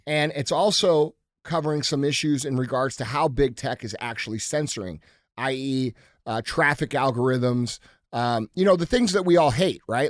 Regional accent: United States; as American citizens

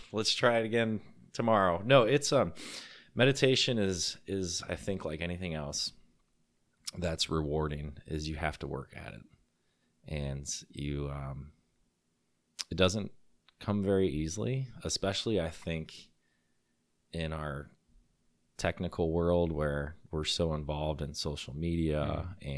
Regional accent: Illinois, United States; moved away as an adult; also born or lived in Colorado; I was moving back from Colorado to Illinois

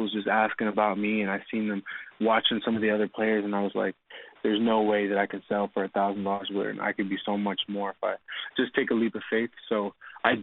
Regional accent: Dartmouth, Nova Scotia, Canada; moved away; also born or lived in Louisiana; growing up in Nova Scotia was kind of hard because we all played at like the same field

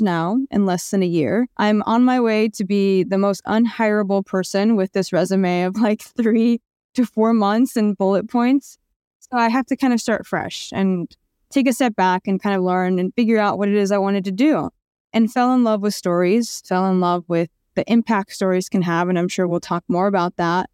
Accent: Orange County, California, United States; also born or lived in Asunción, Paraguay / Pasadena, California; I grew up in Orange County

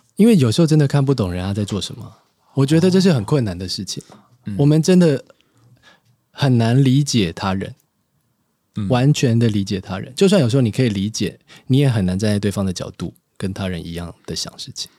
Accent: Hsinchu, Taiwan; moved away; 要回新竹，就是我老家

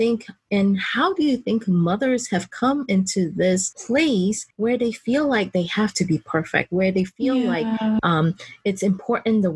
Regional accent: Malaysia; moved away; I didn't grow up here. I grew up in Malaysia.

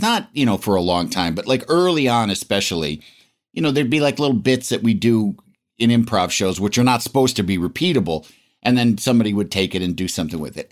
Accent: Yorkville, Illinois, United States; moved away; I was from Yorkville, Illinois, population, I don't know, like seventy-five hundred, I think, when I was there

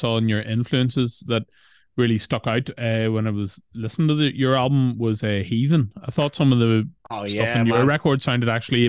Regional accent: Ireland; I think that's just part of being Irish, isn't it?

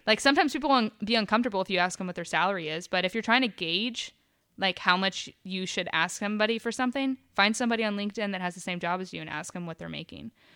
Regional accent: Dahlonega, Georgia, United States; moved away as an adult; now in Charlotte, United States; I grew up in Dahlonega and I started going to college there

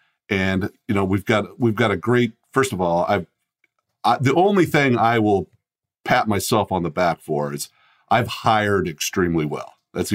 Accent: Colorado, United States; And when I was young, we moved to Colorado. So I grew up in Colorado, but that's where my parents both were from, that area.

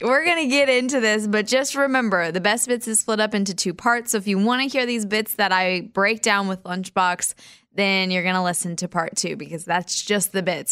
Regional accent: Wichita, Kansas, United States; my hometown, Wichita, Kansas

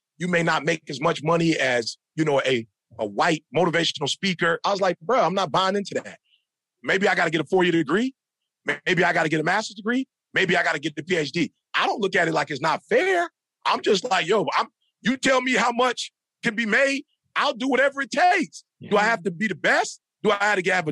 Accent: Midwest, United States; I'm from the Midwest, bro. Like, we working in farms. We work at Ford, GM, and Chrysler

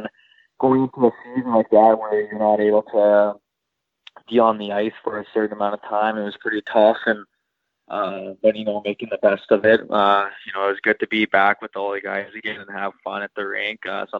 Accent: Winnipeg, Manitoba, Canada; Yep. Yeah, born and raised. I lived in the north end side of Winnipeg my whole life.

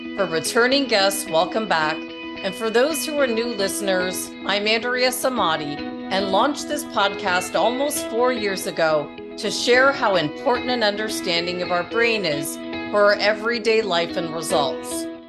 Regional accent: Toronto, Ontario, Canada; moved away as an adult; now in Arizona, United States; I was from Toronto where it's like gray a lot and cold and dismal.

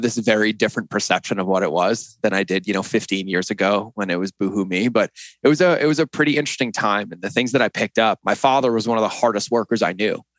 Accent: Boston, Massachusetts, United States; moved away as an adult; also born or lived in West Hartford, Connecticut; I grew up in West Hartford, Connecticut, and then right outside of Boston

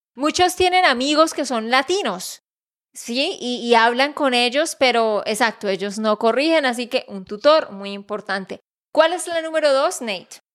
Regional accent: Santander, Colombia; de Santander, Colombia

